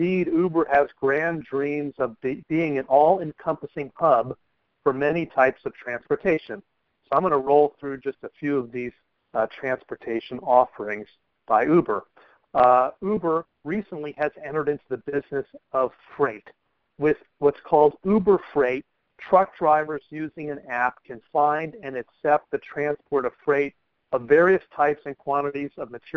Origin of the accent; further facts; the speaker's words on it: San Francisco, California, United States; San Francisco, my hometown here